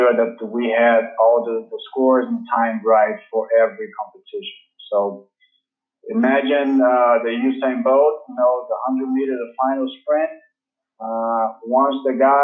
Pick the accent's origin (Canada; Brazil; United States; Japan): Brazil; Rio de Janeiro; I'm from Brazil. I'm from Rio de Janeiro, Brazil.